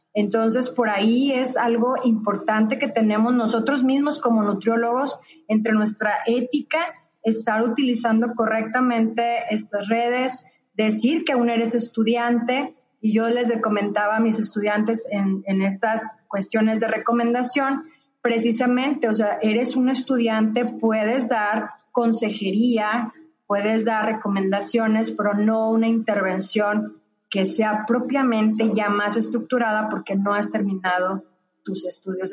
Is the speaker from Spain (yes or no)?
no; northern Mexico, Mexico; also born or lived in Nuevo León; soy del norte